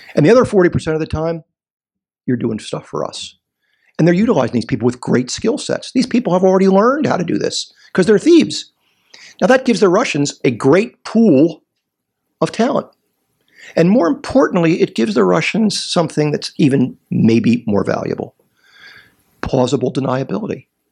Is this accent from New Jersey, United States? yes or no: no; Philadelphia, Pennsylvania, United States; I'm from Philadelphia. I was born there